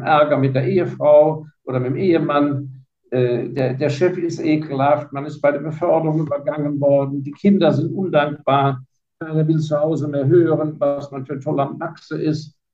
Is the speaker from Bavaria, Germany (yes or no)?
no; Heidelberg, Baden-Württemberg, Germany; born there; also born or lived in Hong Kong; ich bin nicht in Hongkong geboren, ich bin geborener Heidelberger, da bin ich auch sehr stolz drauf.